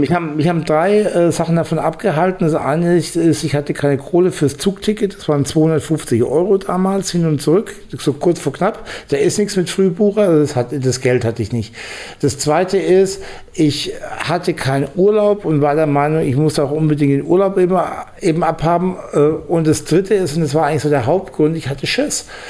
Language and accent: German; Bamberg, Bavaria, Germany; moved away as an adult; also born or lived in Ruhr area; ich komme eigentlich aus Bamberg, also aus, aus dem Frankenlande eigentlich